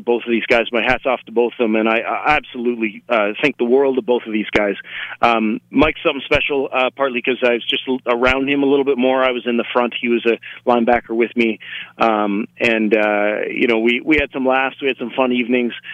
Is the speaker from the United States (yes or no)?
no; Canada; as a Canadian